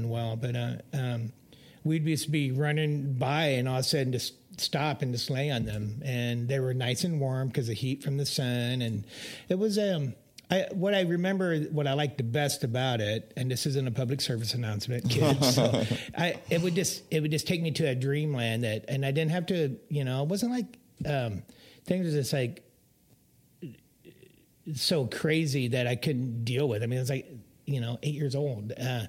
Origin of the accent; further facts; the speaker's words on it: Topeka, Kansas, United States; moved away; I grew up in Topeka, Kansas